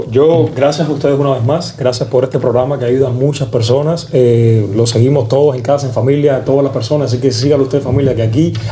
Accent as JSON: {"language": "Spanish", "country": "Cuba", "said": "O sea, soy cubano, vengo de, una familia que con pocas posibilidades económicas, pero no humilde, porque éramos muy ricos en, educación, muy ricos en muchas cosas."}